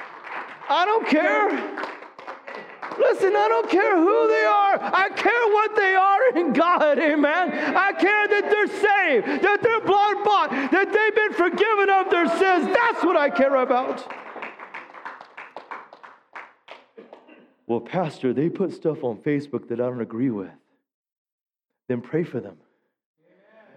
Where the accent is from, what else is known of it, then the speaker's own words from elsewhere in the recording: the South, United States; I grew up in the South